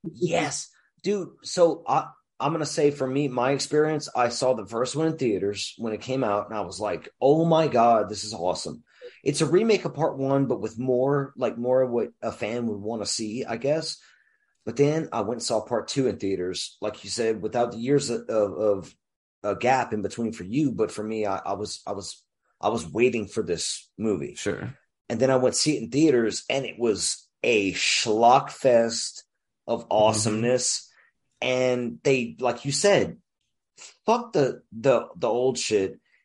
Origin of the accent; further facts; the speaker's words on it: Louisiana, United States; moved away as an adult; also born or lived in New Jersey; I grew up in Louisiana